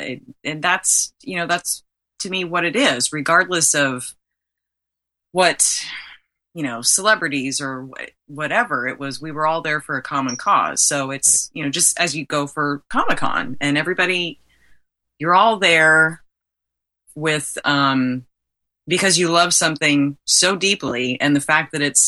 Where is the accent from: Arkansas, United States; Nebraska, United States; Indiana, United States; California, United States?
Indiana, United States; moved away; I grew up in Indiana.